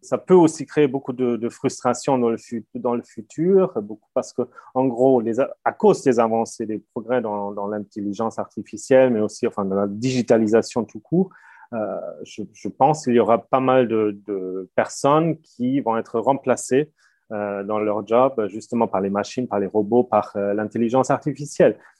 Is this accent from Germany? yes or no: yes; Germany; first language German; French is a second language; moved away; je, je, parle allemand, enfin, effectivement très bien parce que je suis allemand